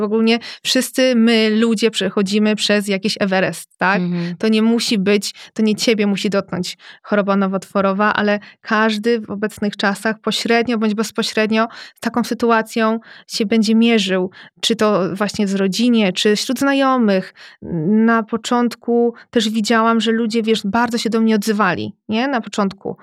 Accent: Radom, Masovian Voivodeship, Poland; Jestem z Radomia

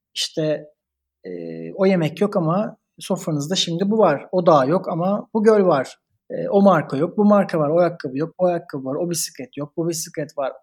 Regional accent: Turkey; moved away as an adult; also born or lived in Italy; now in Berlin, Germany; Biz Türkiye'deniz.

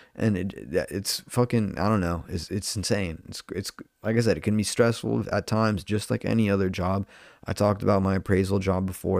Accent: Orange County, California, United States; I'm from Orange County

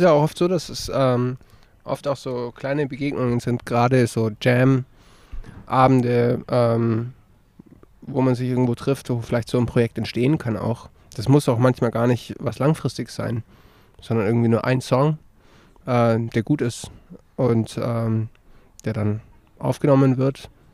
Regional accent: Lützelburg, Bavaria, Germany; now in Augsburg, Germany; ursprünglich aus Lützelburg

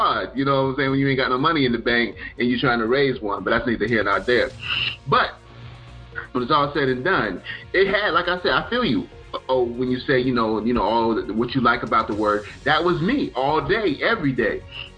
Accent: the South, United States; I grew up primarily in the South, you know, Charleston, Florida, Mississippi, Alabama.

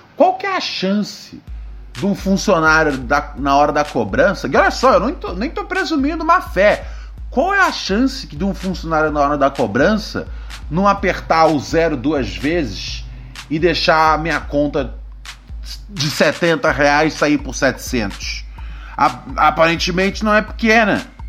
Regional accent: Rio de Janeiro, Brazil; moved away; eu sou precisamente do Morro do Adeus.

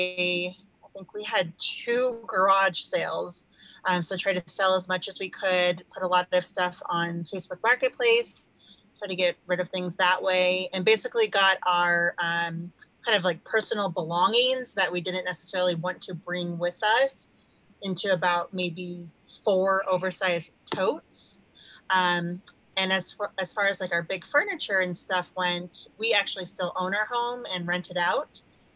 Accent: Park City, Utah, United States; moved away as an adult; we are from Utah, outside of Park City, Utah

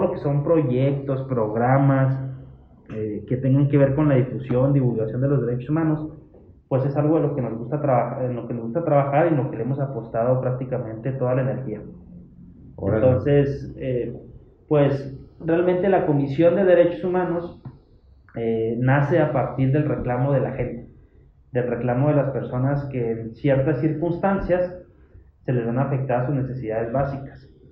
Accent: Hidalgo del Parral, Chihuahua, Mexico; yo soy de Parral

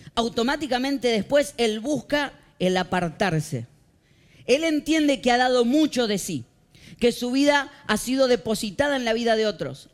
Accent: Argentina; moved away; Soy un argentino

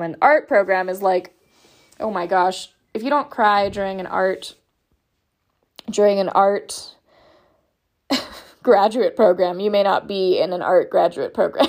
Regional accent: Southern California, United States; moved away as an adult; also born or lived in Portland, Oregon / Pacific Northwest / Washington / Idaho; I am from Southern California

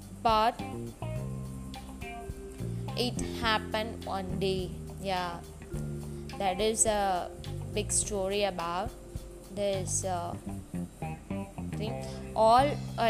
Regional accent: India; I'm from India

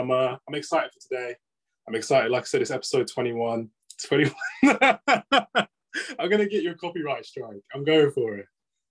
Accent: London, United Kingdom; I'm from London.

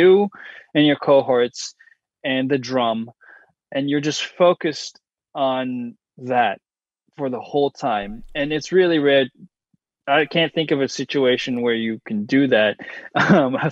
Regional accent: United States; I'm American, Japanese-American, and I didn't grow up in Japan

